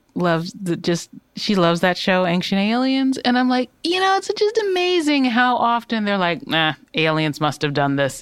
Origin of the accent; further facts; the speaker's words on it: Detroit, Michigan, United States; I'm from Detroit.